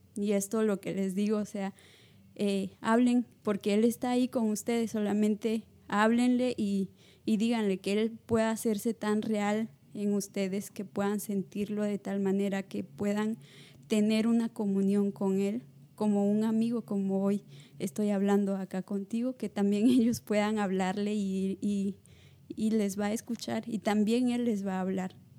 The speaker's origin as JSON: {"language": "Spanish", "region": "La Libertad", "country": "Peru", "tie": "born or raised there", "moved": "yes", "said": "soy de Perú, pero soy natural de la libertad de Perú. Y Llevo tres años acá."}